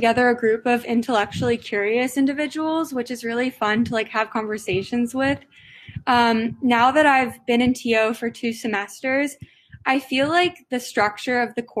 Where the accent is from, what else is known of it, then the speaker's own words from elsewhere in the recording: Los Angeles, California, United States; I am a freshman from Los Angeles, California